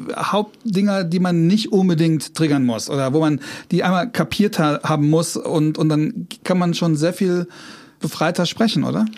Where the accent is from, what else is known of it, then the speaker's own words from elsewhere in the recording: Trier, Rhineland-Palatinate, Germany; moved away; ich komme aus Trier